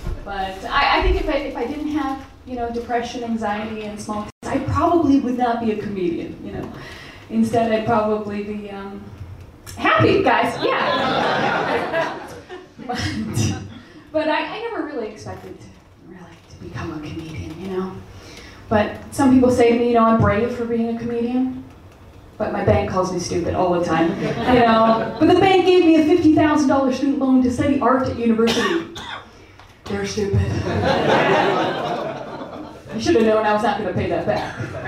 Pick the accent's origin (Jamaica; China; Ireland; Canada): Canada; moved away as an adult; now in United Kingdom; I'm Canadian.